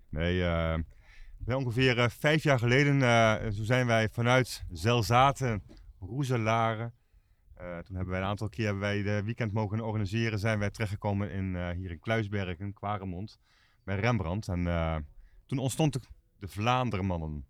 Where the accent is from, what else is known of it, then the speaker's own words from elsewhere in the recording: Netherlands; wij zijn Hollanders